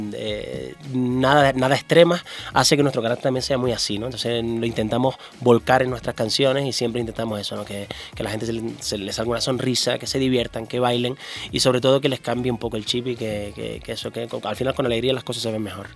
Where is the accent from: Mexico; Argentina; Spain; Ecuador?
Spain; Canary Islands; Nosotros como, como isleños, ¿no? como, canarios